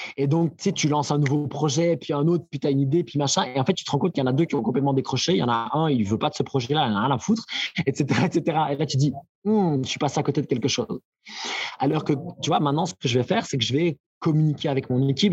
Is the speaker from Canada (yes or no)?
no; Belgium; chez nous, en Belgique